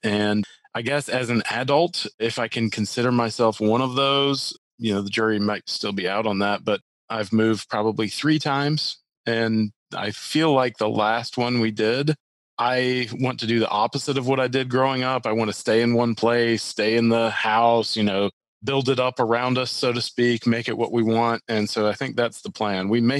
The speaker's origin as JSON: {"language": "English", "town": "Little Rock", "region": "Arkansas", "country": "United States", "tie": "born there", "also_born_or_lived": "Mississippi / Minnesota / Green Bay / Hot Springs", "said": "So I was born in Little Rock, Arkansas on a house hunting trip."}